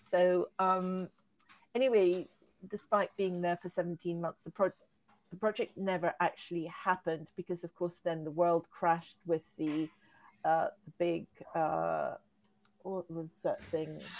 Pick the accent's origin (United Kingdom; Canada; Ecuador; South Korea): Ecuador; also born or lived in Peru / Egypt / Hong Kong / Las Vegas; I was born in Peru, brought up in Ecuador